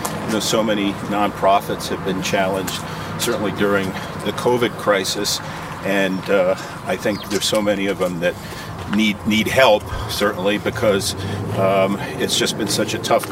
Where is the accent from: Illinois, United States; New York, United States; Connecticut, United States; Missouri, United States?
Connecticut, United States; Stamford; I grew up in Stamford, Connecticut